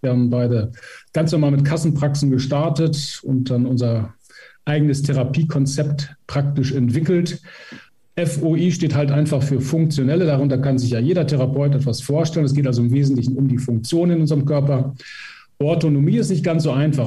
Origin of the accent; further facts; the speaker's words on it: Emsland, Lower Saxony, Germany; Ich komme selber aus dem Emsland